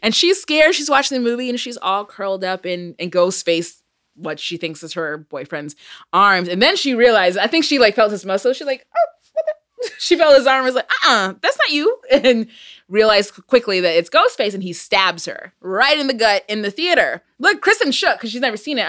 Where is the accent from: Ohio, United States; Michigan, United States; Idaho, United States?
Michigan, United States; I'm from Michigan